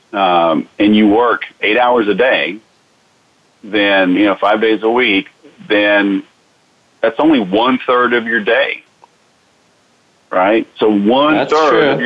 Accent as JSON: {"language": "English", "town": "Houston", "region": "Texas", "country": "United States", "tie": "born or raised there", "moved": "yes", "said": "I grew up in Houston"}